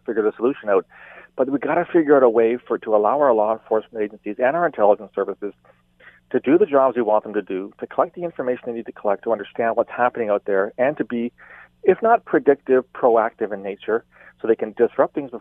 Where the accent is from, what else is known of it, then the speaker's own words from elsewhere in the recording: Ottawa, Ontario, Canada; I'm not from Toronto. I'm from Ottawa